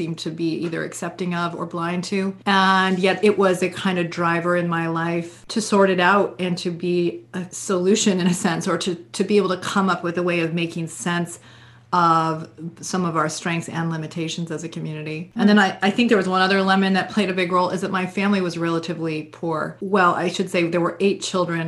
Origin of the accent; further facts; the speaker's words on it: Vermont, United States; I grew up in Vermont.